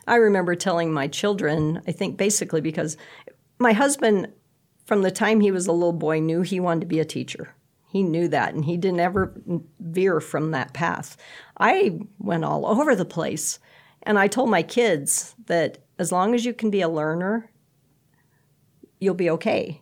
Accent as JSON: {"language": "English", "town": "Bridgeport", "region": "Nebraska", "country": "United States", "tie": "born or raised there", "said": "I grew up in Bridgeport, and so we came to Shattern State for everything"}